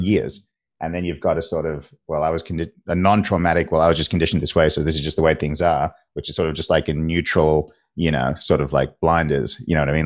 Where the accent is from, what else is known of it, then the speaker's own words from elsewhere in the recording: Australia; I'm an Australian, uh, in Australia